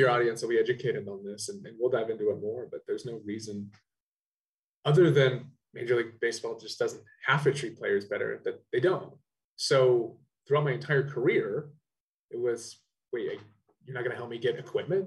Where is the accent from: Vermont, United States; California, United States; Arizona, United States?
Arizona, United States; Phoenix; moved away as an adult; also born or lived in San Antonio, Texas; I grew up in Phoenix, Arizona